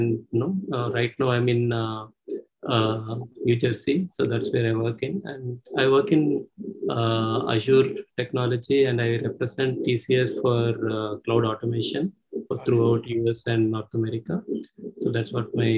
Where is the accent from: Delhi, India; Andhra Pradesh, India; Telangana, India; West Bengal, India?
Andhra Pradesh, India; moved away; also born or lived in Calicut, Kerala / Mancherial / Tamil Nadu; I was born in Kerala, in Calicut. And then I was brought up in Andhra